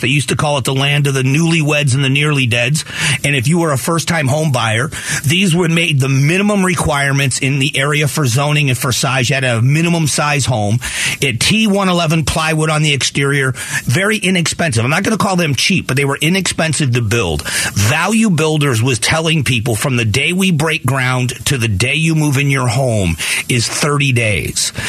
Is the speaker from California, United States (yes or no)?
no; Southwest Florida, United States; moved away as an adult; now in Phoenix, United States; I grew up in Southwest Florida, and then I moved here 28 years ago into the into Phoenix